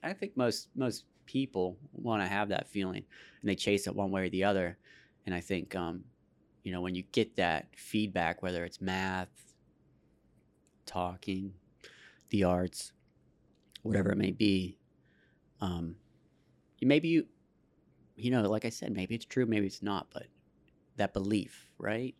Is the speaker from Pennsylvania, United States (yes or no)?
yes; Pittsburgh, Pennsylvania, United States; I was born in the South Hills in, uh, Baldwin Whitehall